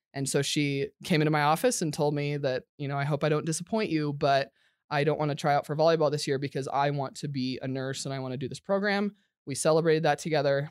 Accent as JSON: {"language": "English", "region": "Nebraska", "country": "United States", "tie": "born or raised there", "said": "I was born in Nebraska"}